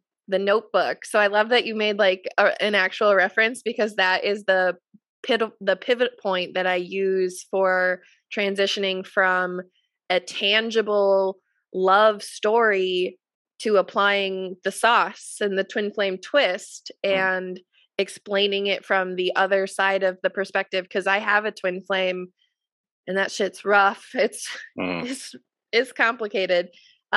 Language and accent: English; Wisconsin, United States; I'm from Wisconsin, and we are the drinking capital of this country